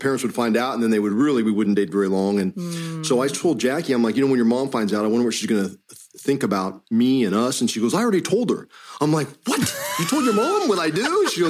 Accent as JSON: {"language": "English", "town": "Wichita", "region": "Kansas", "country": "United States", "tie": "born or raised there", "said": "we grew up in Wichita, Kansas. So it's kind of a small town in the Midwest, and I mean, smaller than most other cities around the country."}